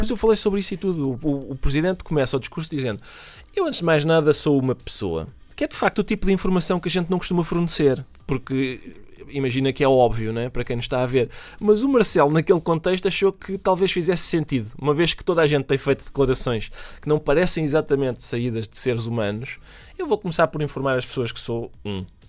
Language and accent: Portuguese; Minho, Portugal; da paisagem do Minho, de onde eu sou oriundo